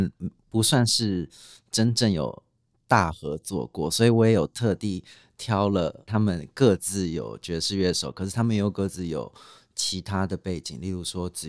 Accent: Yancheng, Kaohsiung, Taiwan; 》就是我童年的一首歌，因为我在那里长大的。

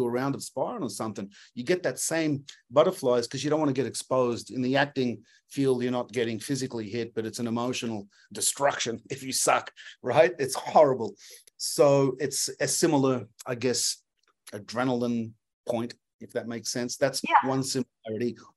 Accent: Australia; now in Los Angeles, United States; When I came from Australia, I was just boxing

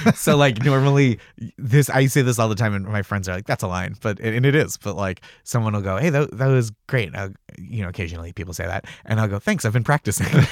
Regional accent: Stoneham, Massachusetts, United States; I grew up in Stoneham, Massachusetts, which is, like, just north of the city

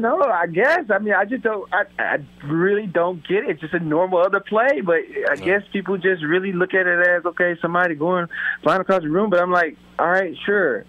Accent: South Carolina, United States; born or raised there; now in Buffalo, United States

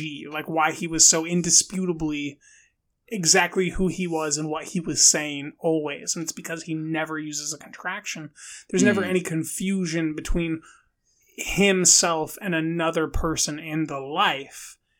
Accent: Bronx, New York, United States; I'm from the Bronx, New York, you know.

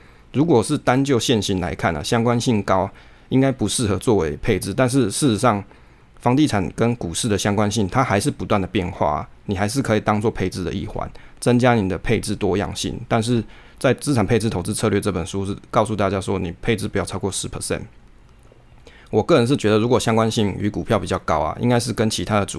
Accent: Taiwan; 可是那个时间啊，往往都不是我们就是台湾人上班族的连假时候

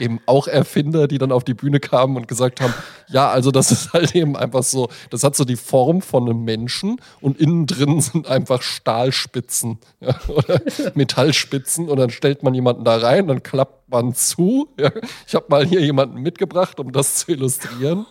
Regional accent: near Braunfels, Hesse, Germany; accent: Hessian; Ich bin ja auch ähm, in der Nähe von Braunfels aufgewachsen

